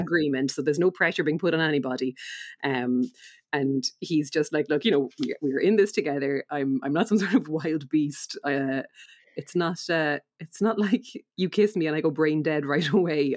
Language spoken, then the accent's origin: English; Ireland; we're Irish